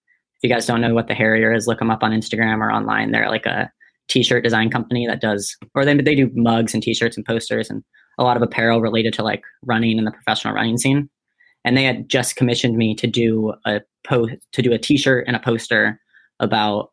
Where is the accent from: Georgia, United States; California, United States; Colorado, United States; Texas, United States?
Colorado, United States; Boulder; moved away; I'm from Boulder